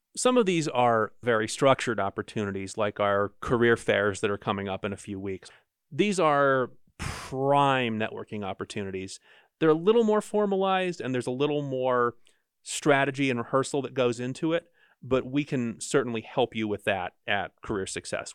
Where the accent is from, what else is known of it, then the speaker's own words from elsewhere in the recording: New Jersey, United States; now in Utah, United States; I'm from Jersey.